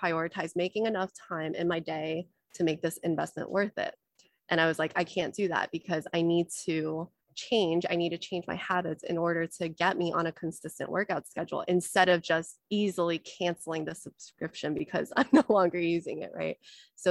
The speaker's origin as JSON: {"language": "English", "country": "United States", "tie": "born or raised there", "also_born_or_lived": "China", "said": "I was born in China, but we immigrated to America. So I grew up with a lot of scarcity mindset"}